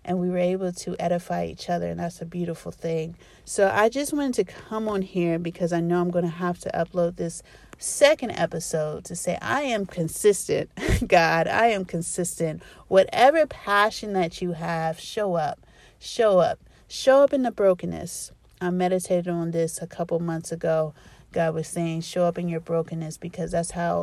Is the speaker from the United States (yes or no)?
yes; Columbus, Ohio, United States; I'm from Columbus, Ohio